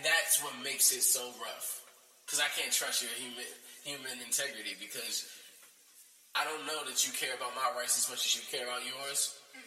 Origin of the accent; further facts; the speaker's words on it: United States; being an American, born in America